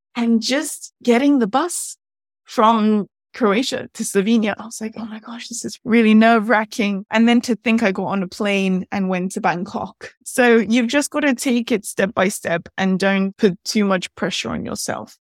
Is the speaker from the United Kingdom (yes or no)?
yes; England, United Kingdom; I'm from England myself